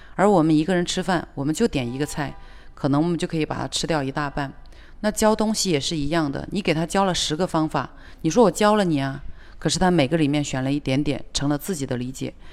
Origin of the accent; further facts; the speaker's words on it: China; 我们中国人